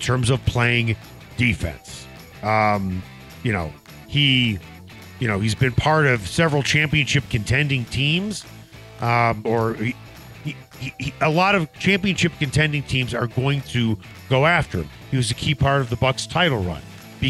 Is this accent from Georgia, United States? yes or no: no; Chicago, Illinois, United States; moved away; We grew up in Chicago